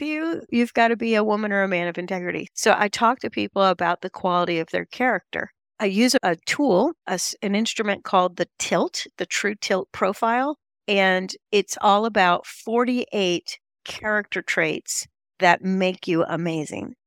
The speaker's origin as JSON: {"language": "English", "town": "Charlotte", "region": "North Carolina", "country": "United States", "said": "I come from Charlotte, North Carolina"}